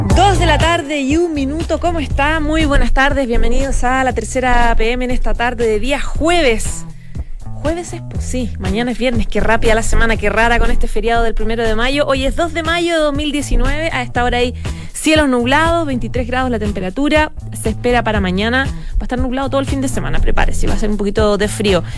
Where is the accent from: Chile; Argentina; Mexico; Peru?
Chile; deberíamos trabajar los chilenos